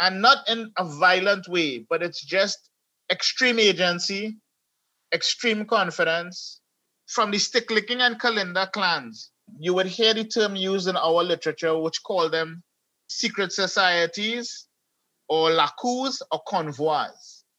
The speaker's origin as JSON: {"language": "English", "country": "Trinidad & Tobago", "tie": "born or raised there", "also_born_or_lived": "United States", "said": "I remember I was from America and I came back to Trinidad and I was 6 years old"}